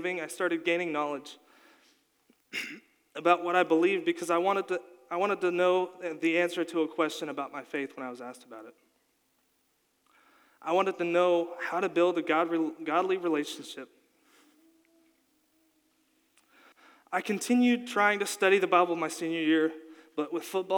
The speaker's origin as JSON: {"language": "English", "region": "Kentucky", "country": "United States", "tie": "born or raised there", "also_born_or_lived": "Colorado", "said": "I was born in Colorado to two parents who loved Jesus. After a year, they felt called to move back to Kentucky with me and my older brother, John Mark"}